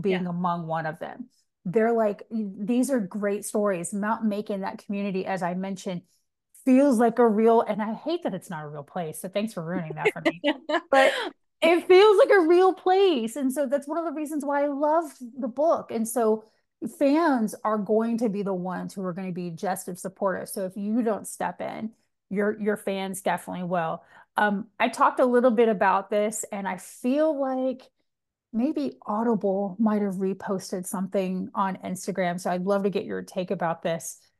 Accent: Georgia, United States; I'm from Georgia

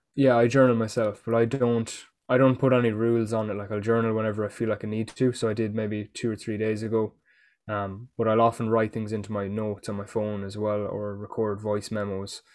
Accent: Ireland; being Irish

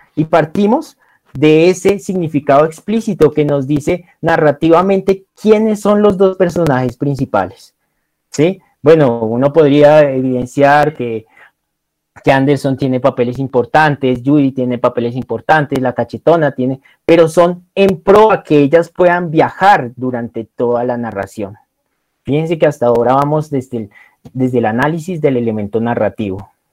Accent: Colombia; uno como colombiano

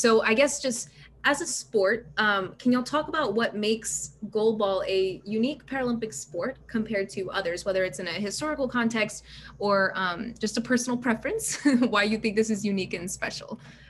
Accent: Birmingham, Alabama, United States; I'm from Birmingham, Alabama. So not the same Birmingham.

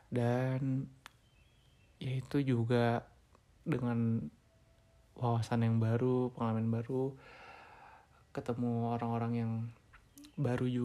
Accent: Bandung, West Java, Indonesia; terkhususnya di daerah gua ya di daerah atas Bandung dikit lah kayak gitu ya alus-alus walaupun dengan bahasa Sunda yang khas

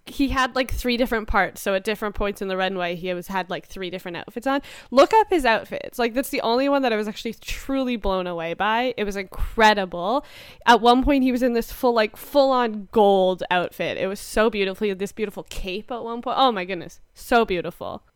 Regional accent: Canada; we're Canadian

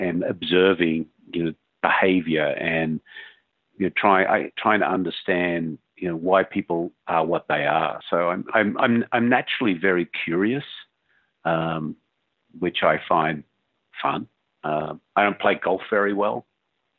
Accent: Australia; moved away as an adult; growing up in Australia

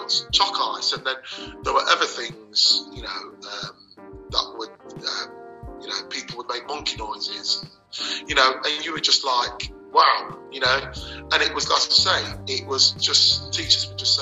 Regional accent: Leicester, East Midlands, United Kingdom; Leicester was great. I can't knock Leicester as it was when I grew up.

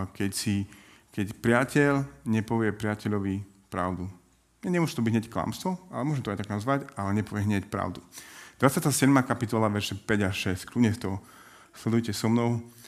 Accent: Prešov, Prešov Region, Slovakia; now in Bratislava, Slovakia; Pôvodne som z Prešova

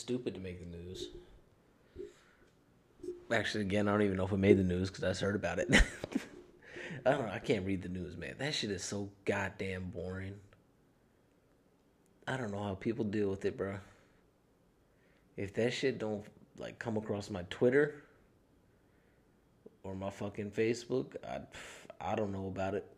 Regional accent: United States; I'm American.

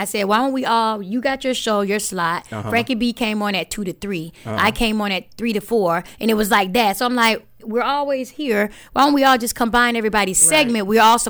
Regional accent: Mims, Florida, United States; moved away as an adult; also born or lived in Atlanta, Georgia; When I left Florida, remember, I'm born and raised in Florida, in Central Florida. I went to Astronaut High School.

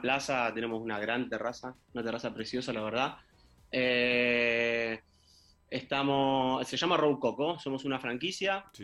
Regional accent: Argentina; now in Spain; los siete somos argentinos

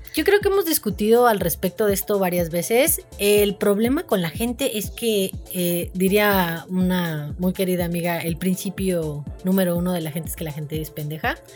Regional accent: Mexico; como mexicanos

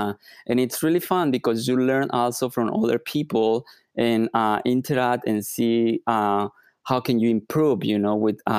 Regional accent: Mexico; I'm originally from Mexico, so the weather is beautiful.

